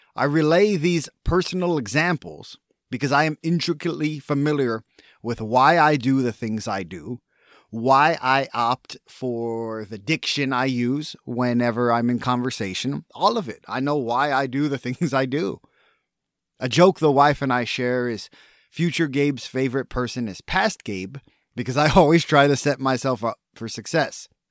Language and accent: English; Texas, United States; as a Texan